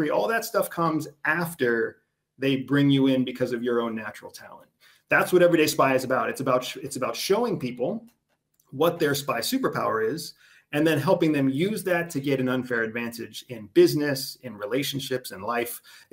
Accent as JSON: {"language": "English", "country": "United States", "said": "I'm from the United States"}